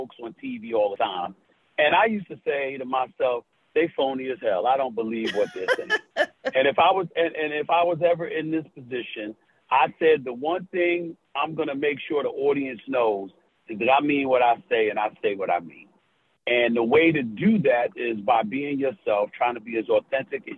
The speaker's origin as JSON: {"language": "English", "town": "New York City", "region": "New York", "country": "United States", "tie": "born or raised there", "said": "Born and raised in New York City"}